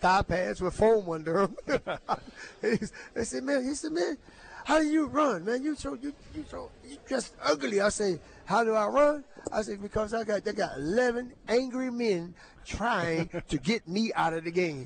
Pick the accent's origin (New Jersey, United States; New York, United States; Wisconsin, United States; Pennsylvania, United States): Pennsylvania, United States; Beaver County; moved away; the University of Pittsburgh, of course, was not not far from from my hometown, about 30 minutes away.